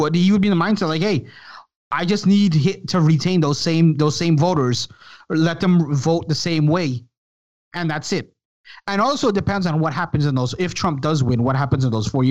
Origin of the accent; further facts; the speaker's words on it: New York, United States; I grew up in New York